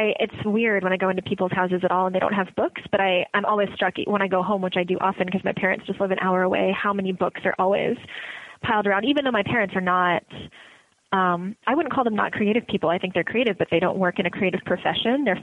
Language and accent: English; Woodridge, Illinois, United States; Like I grew up in Woodridge, Illinois, and there were very few woods and no discernible ridge.